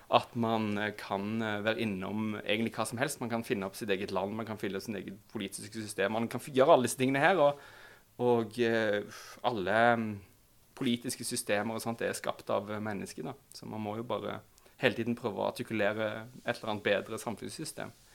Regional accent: Stavanger, Rogaland, Norway; now in Oslo, Norway; Jeg er fra Stavanger

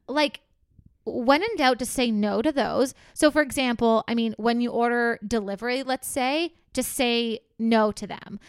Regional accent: Canada; we're Canadian

